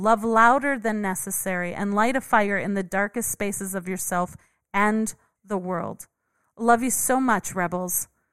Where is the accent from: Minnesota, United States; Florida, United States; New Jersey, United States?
Minnesota, United States; I grew up in Minnesota